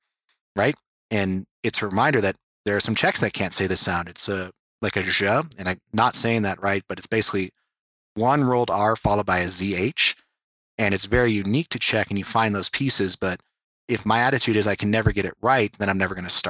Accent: California, United States; first language English; growing up in California

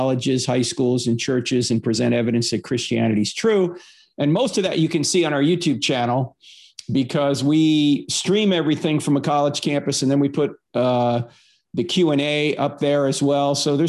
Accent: New Jersey, United States; Yeah, well, I grew up in New Jersey, so I was Catholic because it's the law.

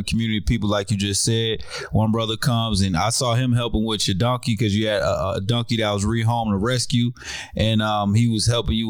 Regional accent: New Jersey, United States; also born or lived in North Carolina; now in Georgia, United States; I'm in Georgia, but I grew up in Jersey

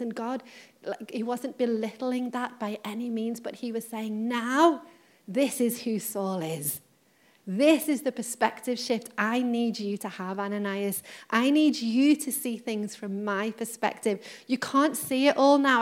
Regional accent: Liverpool, North West England, United Kingdom; I'm from Liverpool, when I was younger, my grandma um, moved to Runcorn

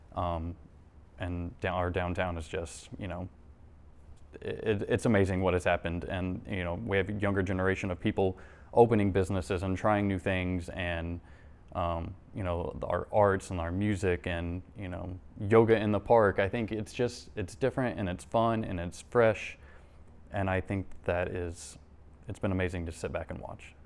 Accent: Doniphan, Missouri, United States; born and raised in Doniphan, and, uh, grew up here.

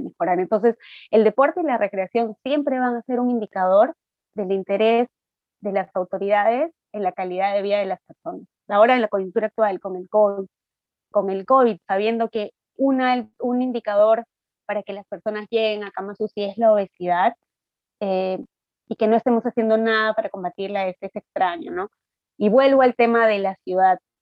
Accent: Ayacucho, Peru; moved away; esos somos los ayacuchanos

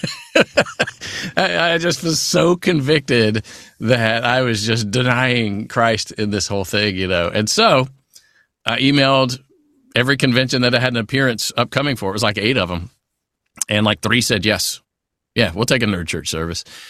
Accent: Natchitoches, Louisiana, United States; accent: southern; Steel Magnolias, which is filmed here in, in my hometown where I live in Louisiana

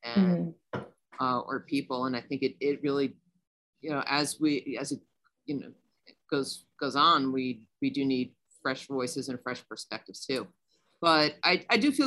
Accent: New York, United States; as a New Yorker

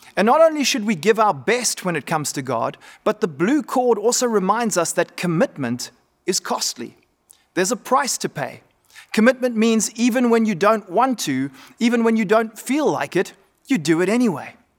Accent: Cape Town, Western Cape, South Africa; moved away; also born or lived in North Coast; I grew up in Cape Town, which many of you would know is a very windy place, much like the North Coast where I am right now

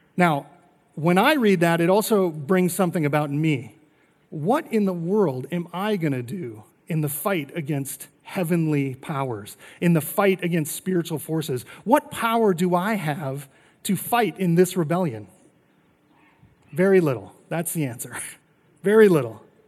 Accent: North Dakota, United States; now in Arizona, United States; I grew up in North Dakota

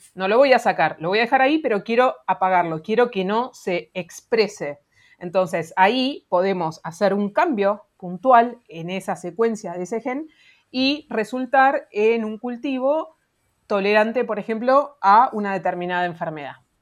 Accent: Argentina

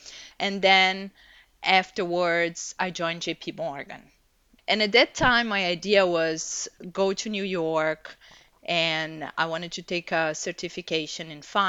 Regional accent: Brazil; So I was born and raised in Brazil. My mom is from a German family and my father is Italian.

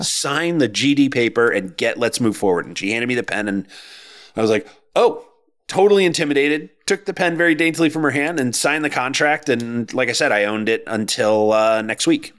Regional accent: Connecticut, United States; moved away as an adult; also born or lived in Boston area; we moved from the Boston area to the Connecticut, back to Connecticut. My wife and I are both from here.

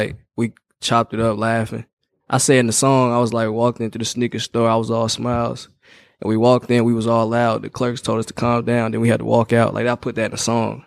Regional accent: Indianapolis, Indiana, United States; I'm from the West Side. Born and raised here? Yes, sir.

